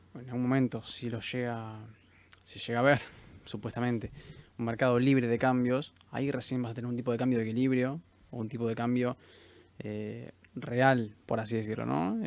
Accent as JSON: {"language": "Spanish", "country": "Argentina", "said": "Estamos acostumbrados como, como argentinos a ganar en pesos"}